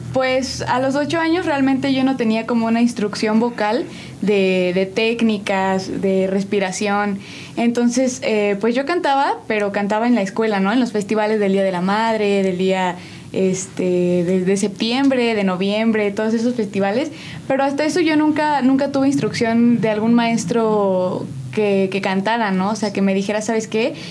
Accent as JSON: {"language": "Spanish", "region": "State of Mexico", "country": "Mexico", "moved": "yes", "lives_now": "San Juan del Río, Mexico", "said": "yo soy originaria del Estado de México, pero llevo ya muchísimo tiempo viviendo aquí en San Juan del Río"}